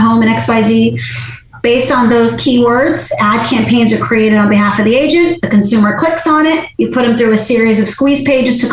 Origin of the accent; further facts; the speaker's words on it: Massachusetts, United States; moved away; I'm originally from Massachusetts, born and raised